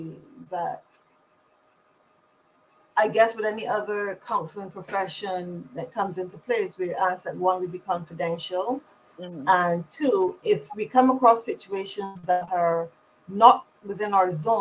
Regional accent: Barbados; I'm from Barbados, and I'm a licensed spiritual practitioner

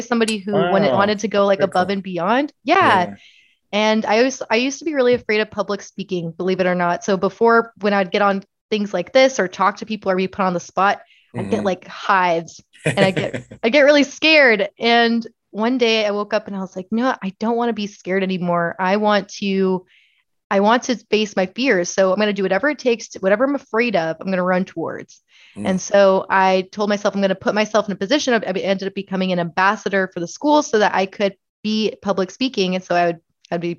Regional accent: Laveen, Arizona, United States; also born or lived in Chandler, Arizona; I was born and raised in Levine, Arizona

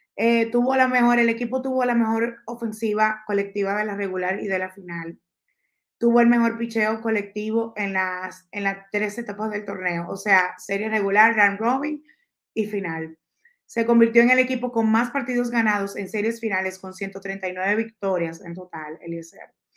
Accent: Dominican Republic

